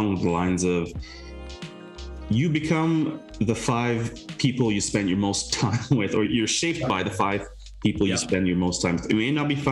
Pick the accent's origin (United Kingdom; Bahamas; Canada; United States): Canada; as a Canadian